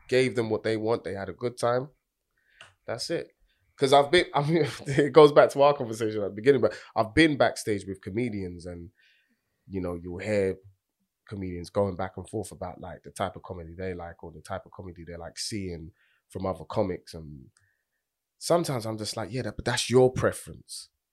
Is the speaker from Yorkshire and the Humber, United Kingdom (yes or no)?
no; London, United Kingdom; I'm from Tottenham